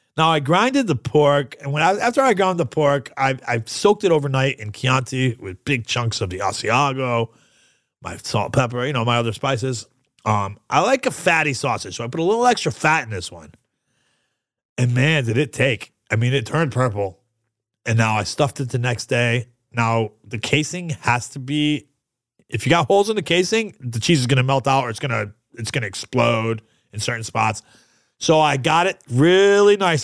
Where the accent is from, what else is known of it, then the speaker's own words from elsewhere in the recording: New York, United States; I'm from New York